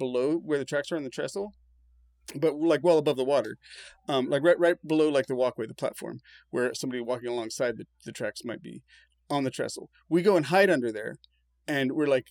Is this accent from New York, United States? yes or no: no; Emerald Triangle, California, United States; we've known each other since we were youths, growing up in the Emerald Triangle.